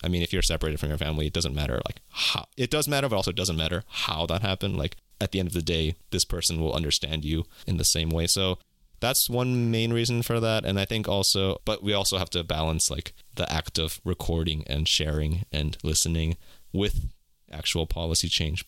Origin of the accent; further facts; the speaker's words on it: California, United States; also born or lived in South Korea; I was born in California, lived my entire life in America